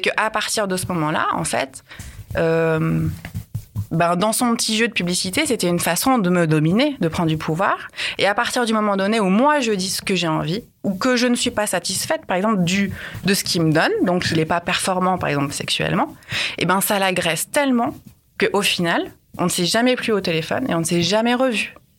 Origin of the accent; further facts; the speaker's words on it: Lyon, Auvergne-Rhône-Alpes, France; je viens de Lyon